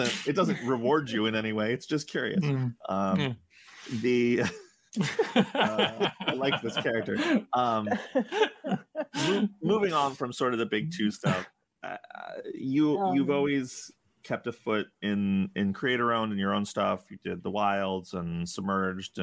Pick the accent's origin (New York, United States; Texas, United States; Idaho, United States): New York, United States; New York City; I grew up in Upper Manhattan